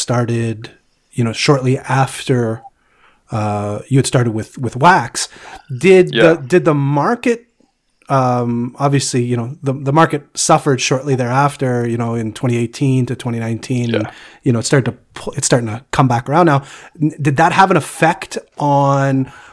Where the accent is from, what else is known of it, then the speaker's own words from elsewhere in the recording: Canada; growing up in Canada